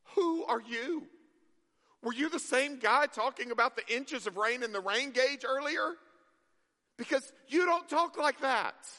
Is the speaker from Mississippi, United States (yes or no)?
yes; Mississippi, United States; moved away; I grew up in Mississippi